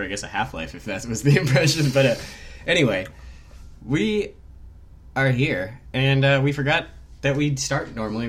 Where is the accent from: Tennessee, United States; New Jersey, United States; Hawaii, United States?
Hawaii, United States; born there; No, I was born in Hawaii. But I lived in an adjacent